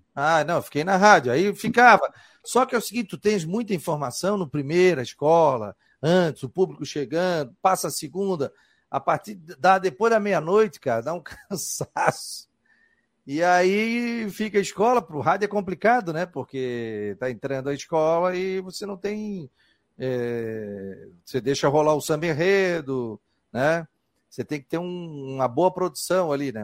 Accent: Florianópolis, Santa Catarina, Brazil; Na minha área também, pô. Sou do Morro

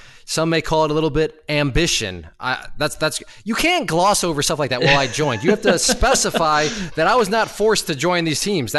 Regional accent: Ohio, United States; I am from Ohio.

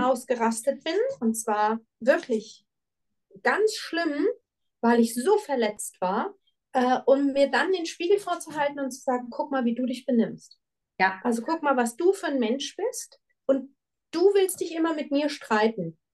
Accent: Frankfurt, Hesse, Germany; moved away as an adult; now in Switzerland; eine sehr, sehr starke Bindung an meine Heimatstadt

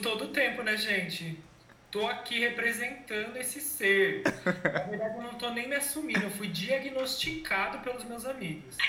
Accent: Campinas, São Paulo, Brazil; Eu sou de Campinas

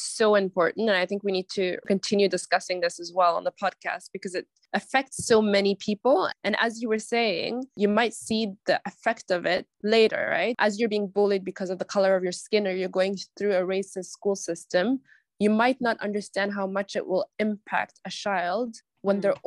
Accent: Norway; We were raised in the Norwegian school system

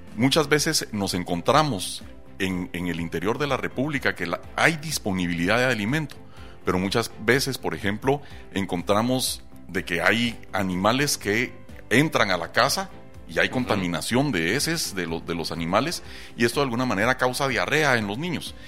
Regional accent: Guatemala

